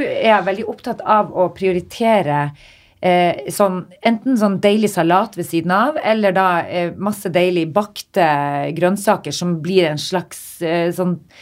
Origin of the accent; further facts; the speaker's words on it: Northern Norway, Norway; Jeg er fra Nord-Norge.